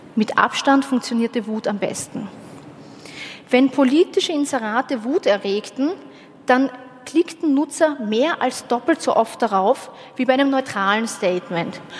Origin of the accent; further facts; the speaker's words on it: Austria; ich war nicht die einzige Österreicherin dort